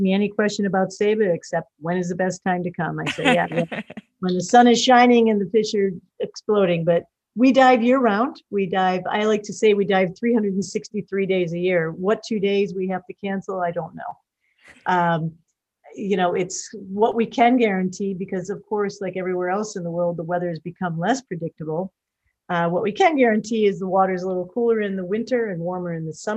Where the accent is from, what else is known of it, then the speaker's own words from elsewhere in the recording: Chicago, Illinois, United States; now in Saba; I'm from the Chicagoland area.